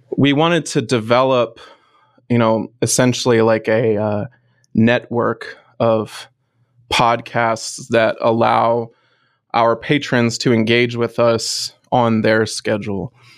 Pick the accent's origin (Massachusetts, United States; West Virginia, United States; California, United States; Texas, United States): West Virginia, United States; also born or lived in Pittsburgh; my hometown orchestra being from West Virginia